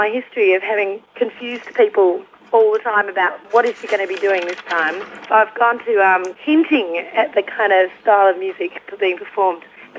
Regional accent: Melbourne, Victoria, Australia; I'm in Melbourne. I'm in Melbourne in my hometown

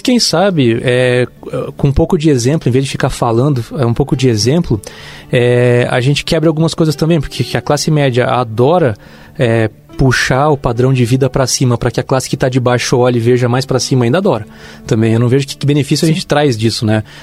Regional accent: Santa Catarina, Brazil; como catarinense

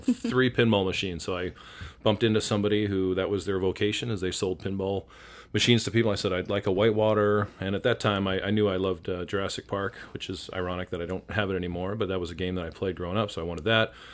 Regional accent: Winnipeg, Manitoba, Canada; moved away as an adult; now in Seattle, United States; by the time I was nine, we were back in Winnipeg. And so I kinda consider that to be my home where I spent my formative years until I graduated high school

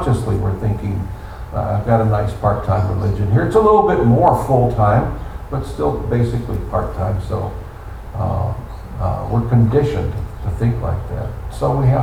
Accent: United States; We were raised in the United States of America

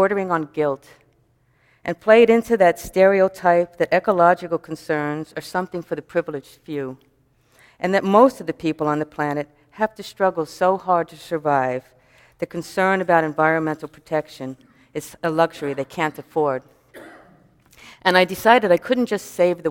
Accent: New York City, New York, United States; growing up in New York City

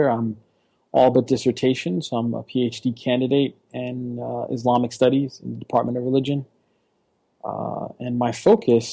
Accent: New York City, New York, United States; moved away as an adult; now in Philadelphia, United States; I'm originally from New York. I am the child of a Dominican immigrant mother who came during the late 60s. And I was born in the late 70s myself and kind of lived through the 80s

